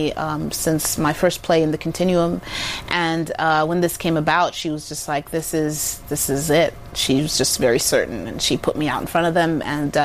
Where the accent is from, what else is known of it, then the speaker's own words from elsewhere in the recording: Zimbabwe; first language Shona; English is a second language; I was raised in Zimbabwe